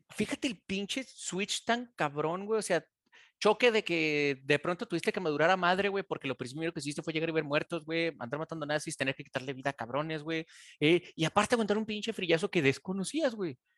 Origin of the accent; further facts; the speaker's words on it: Mexico; De México, güey.